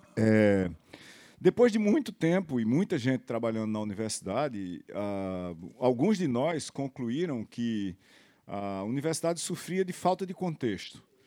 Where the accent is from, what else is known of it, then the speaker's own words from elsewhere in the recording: Itaperuá, Paraíba, Brazil; also born or lived in São José dos Campos; now in Recife, Brazil; eu nasci em Itaperuá